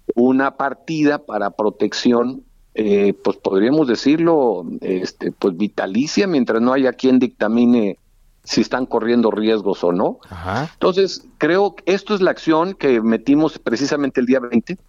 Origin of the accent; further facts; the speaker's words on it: Reynosa, Tamaulipas, Mexico; paisano mío, somos de Reynosa